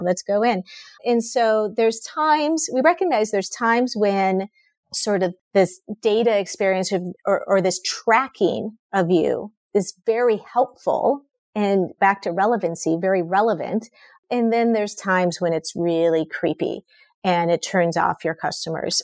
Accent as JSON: {"language": "English", "region": "Minnesota", "country": "United States", "tie": "born or raised there", "said": "I grew up in Minnesota"}